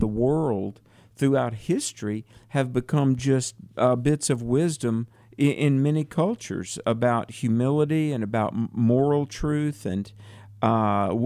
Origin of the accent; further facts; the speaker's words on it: North Carolina, United States; I was a little farm boy growing up in North Carolina